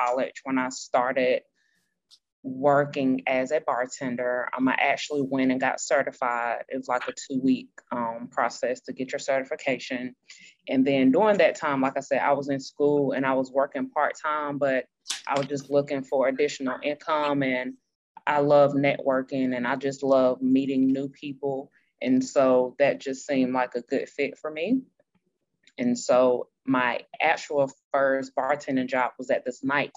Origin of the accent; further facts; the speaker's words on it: Greenville, South Carolina, United States; I was born and raised there.